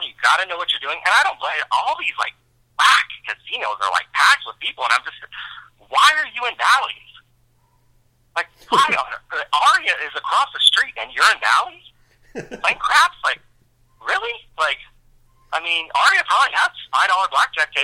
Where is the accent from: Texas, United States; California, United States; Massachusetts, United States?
California, United States; I'm from California